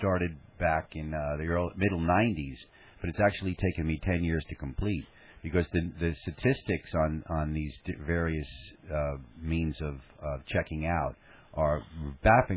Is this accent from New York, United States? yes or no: yes; New York City, New York, United States; I grew up in Staten Island, and my father was an NYPD homicide detective.